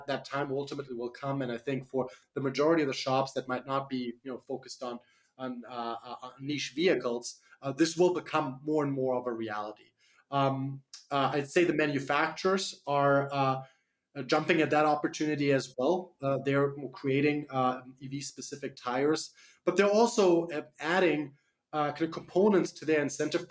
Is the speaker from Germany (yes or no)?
yes; Germany; accent: slight accent; English is a second language; moved away as an adult; now in United States; I'm from Germany originally, the land of the cars. So that's how I was raised. I moved to the US about 10 years ago